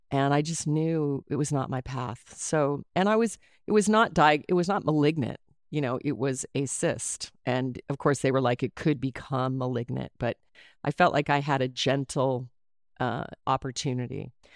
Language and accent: English; Anchorage, Alaska, United States; also born or lived in Colorado; I was raised in Alaska. I was born in Colorado and moved to Alaska when I was eight.